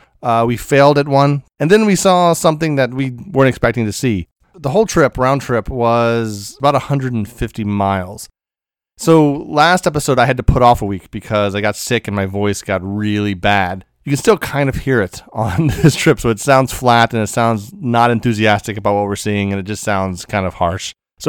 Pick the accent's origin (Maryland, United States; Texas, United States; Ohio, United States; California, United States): Maryland, United States; we were in Maryland, my home state. I haven't lived there for a decade, but it's my home state.